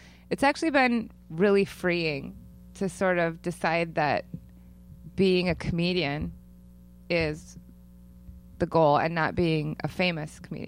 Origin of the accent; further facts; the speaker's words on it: Janesville, Wisconsin, United States; also born or lived in Savannah, Georgia; I'm from Janesville, Wisconsin.